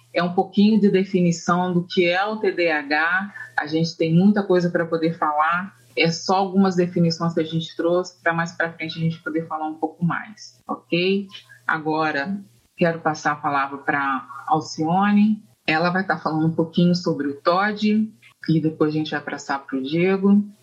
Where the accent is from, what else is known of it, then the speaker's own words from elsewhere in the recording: Volta Redonda, Rio de Janeiro, Brazil; also born or lived in Northeast Brazil / Norway; eu sou da cidade do Rio de Janeiro, né, no estado do Rio de Janeiro, da cidade de Volta Redonda